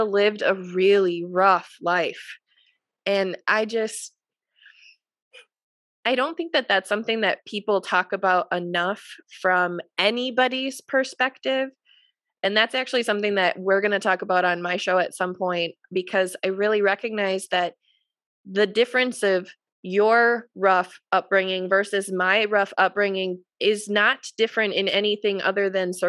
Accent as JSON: {"language": "English", "region": "Wisconsin", "country": "United States", "tie": "born or raised there", "said": "I'm from Wisconsin, and we are the drinking capital of this country"}